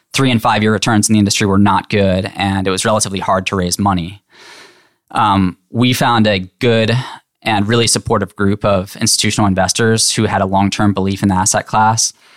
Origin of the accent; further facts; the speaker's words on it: Lebanon, Pennsylvania, United States; moved away as an adult; now in Chapel Hill, United States; I grew up in Hershey, Pennsylvania, or right outside